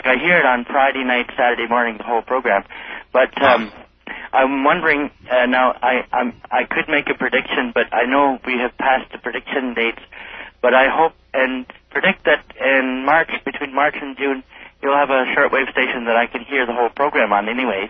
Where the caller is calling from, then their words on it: Winnipeg, Manitoba, Canada; I'm calling from Winnipeg, Manitoba.